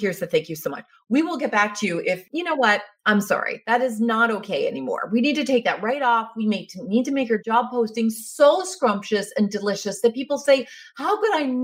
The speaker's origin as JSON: {"language": "English", "country": "Canada", "said": "being Canadian, we're humble people"}